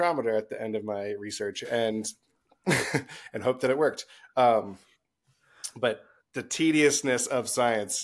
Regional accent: Lancaster, Pennsylvania, United States; also born or lived in Pottstown, Pennsylvania; I grew up in Lancaster, Pennsylvania, in Amish country

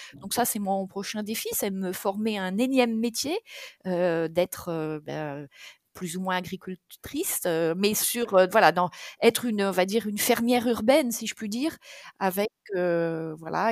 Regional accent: Touraine, Centre-Val de Loire, France; moved away; also born or lived in south of France; je suis d'origine de Touraine.

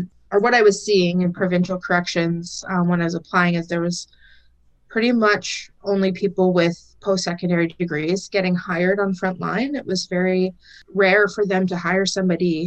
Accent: The Pas, Manitoba, Canada; moved away as an adult; now in Saskatoon, Canada; So I'm currently living in Saskatoon, but I was raised and I'm from the Paw, Manitoba

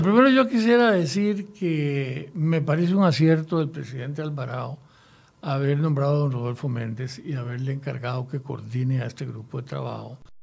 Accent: Costa Rica; me siento obligado como costarricense a contribuir en lo que yo pueda.

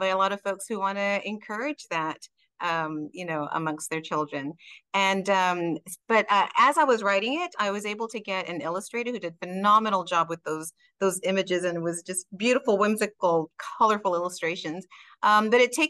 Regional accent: Texas, United States; first language Spanish; English is a second language; also born or lived in Mexico (parents' origin); I was born in North US, but was raised here in Texas.

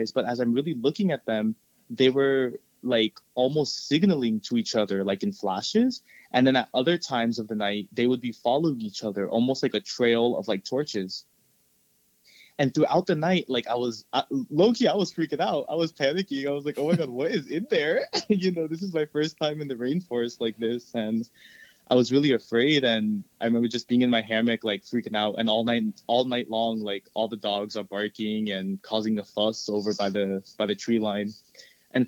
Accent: Florida, United States; also born or lived in El Salvador; my family and I grew up here in Florida

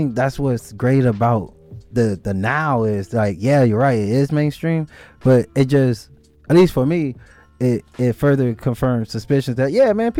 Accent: Pomona, California, United States; because I'm from Pomona

